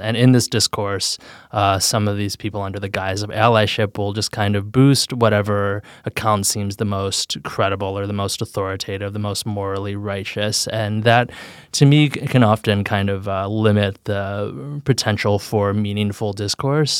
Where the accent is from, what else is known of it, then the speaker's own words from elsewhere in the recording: Chicago, Illinois, United States; I grew up in Chicago, in, like, the center of the city.